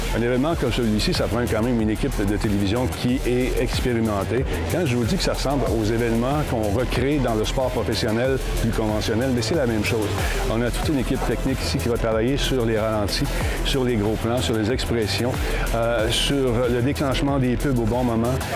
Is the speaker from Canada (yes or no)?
yes; Canada; on vient du Canada